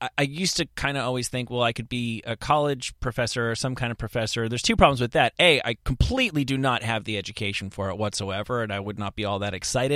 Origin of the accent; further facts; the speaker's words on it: United States; Like, I thought I hated Russia because, you know, I'm all American